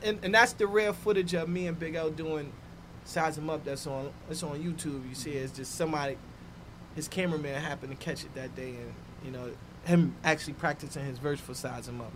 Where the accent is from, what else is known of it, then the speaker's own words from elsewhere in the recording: New York City, New York, United States; From Harlem World. Mm-hmm. Um, yeah. Grew up in Harlem